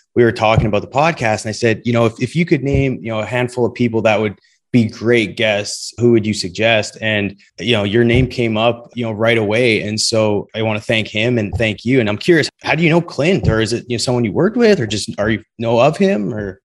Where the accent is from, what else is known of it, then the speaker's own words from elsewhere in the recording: Western Canada, Canada; being from Canada, Western Canada to be specific, growing up